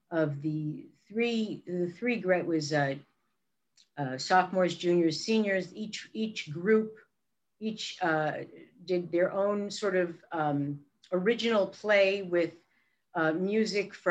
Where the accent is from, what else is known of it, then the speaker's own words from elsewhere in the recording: Brooklyn, New York, United States; And of course, coming from Brooklyn, my my accent, I sounded like a really bad imitation of Barbra Streisand.